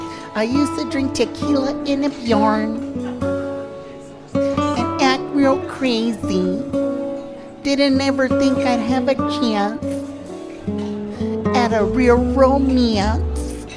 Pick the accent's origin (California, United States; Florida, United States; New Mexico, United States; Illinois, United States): California, United States; Yuba City; also born or lived in Fort Lauderdale; I'm from Yuba City.